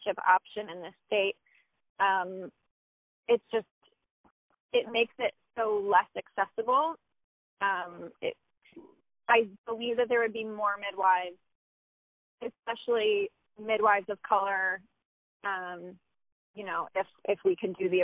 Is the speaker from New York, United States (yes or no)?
yes; Troy, New York, United States; I was born in Troy, New York